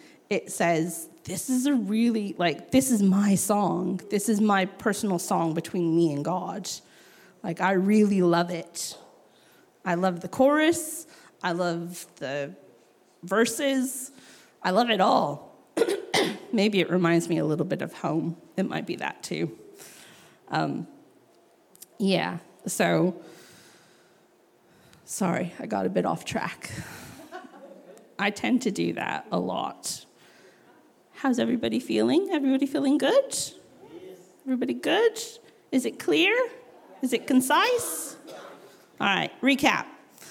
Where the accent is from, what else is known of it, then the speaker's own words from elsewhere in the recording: New Mexico, United States; I grew up in New Mexico